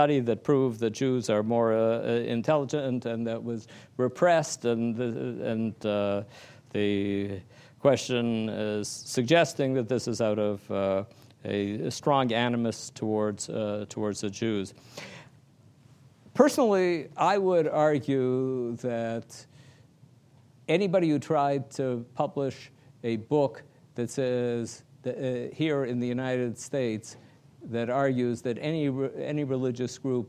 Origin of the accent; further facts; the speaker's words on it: Toronto, Ontario, Canada; I come from Toronto in the province of Ontario in Canada.